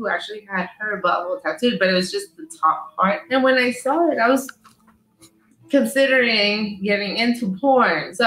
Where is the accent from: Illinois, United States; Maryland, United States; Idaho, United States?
Idaho, United States; I'm from Idaho